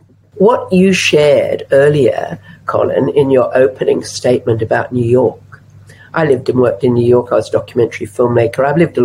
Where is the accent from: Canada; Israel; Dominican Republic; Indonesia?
Indonesia; Java; also born or lived in Australia; I've been a journalist in the Middle East. I grew up in Java. I was born in Australia.